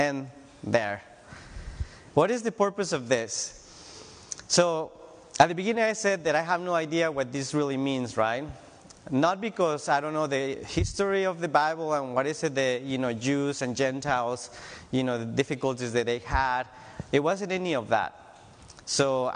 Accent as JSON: {"language": "English", "town": "Tijuana", "region": "Baja California", "country": "Mexico", "moved": "as an adult", "lives_now": "United States", "said": "I'm from Tijuana, Mexico"}